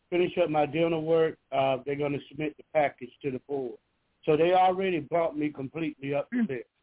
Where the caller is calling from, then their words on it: Georgia, United States; I'm calling from Georgia.